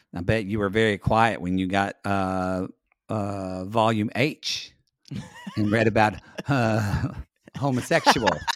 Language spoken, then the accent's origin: English; United States; as an American